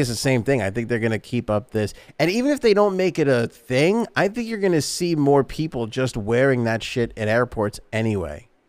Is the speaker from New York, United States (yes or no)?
yes; New York, United States; as a New Yorker